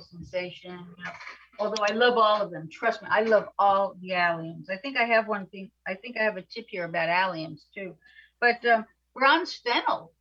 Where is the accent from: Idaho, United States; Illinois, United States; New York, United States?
New York, United States; New York City; I grew up in apartments in New York City